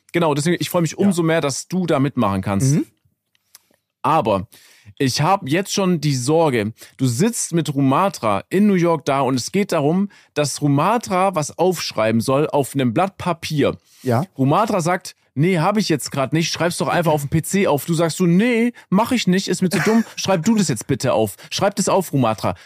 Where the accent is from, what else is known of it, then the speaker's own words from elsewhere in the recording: Germany; als Deutscher